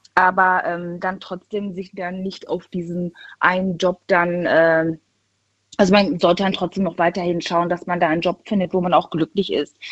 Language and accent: German; Düsseldorf, North Rhine-Westphalia, Germany; Ich bin aus NRW, aus Düsseldorf